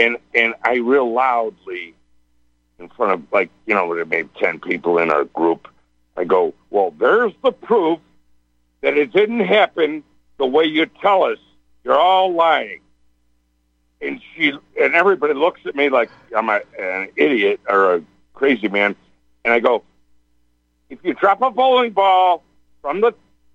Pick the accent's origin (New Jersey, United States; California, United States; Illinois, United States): Illinois, United States; Chicago; We're from Chicago